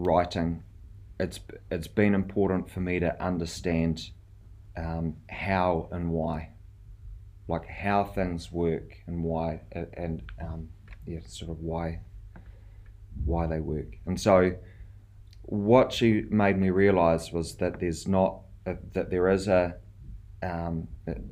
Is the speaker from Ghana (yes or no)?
no; South Island, New Zealand; moved away as an adult; also born or lived in Rarotonga, Cook Islands; now in Tauranga, New Zealand; I'm from the South Island